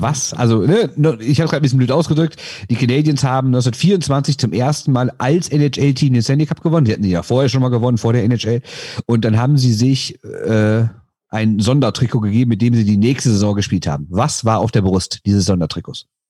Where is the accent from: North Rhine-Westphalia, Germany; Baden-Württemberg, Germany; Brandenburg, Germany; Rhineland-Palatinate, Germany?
North Rhine-Westphalia, Germany; Düsseldorf; ich komme aus Düsseldorf